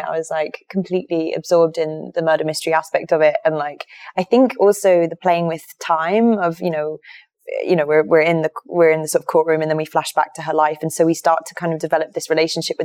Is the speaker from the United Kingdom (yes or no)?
yes; London, United Kingdom; I'm from London